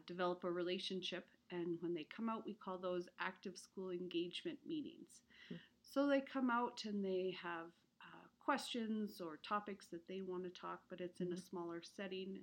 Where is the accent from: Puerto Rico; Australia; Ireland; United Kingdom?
Ireland; now in Alberta, Canada; I was born in Ireland